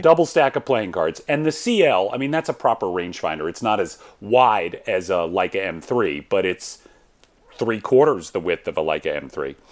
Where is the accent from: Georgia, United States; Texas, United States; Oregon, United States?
Georgia, United States; Atlanta; moved away as an adult; I come from Atlanta, Georgia.